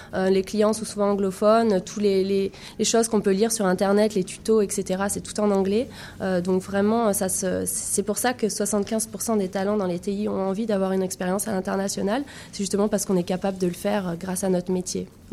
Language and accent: French; France; moved away; also born or lived in Montpellier; je viens de la France